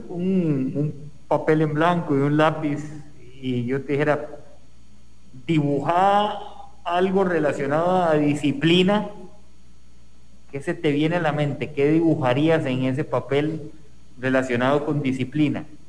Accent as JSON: {"language": "Spanish", "country": "Costa Rica", "said": "como sociedad costarricense"}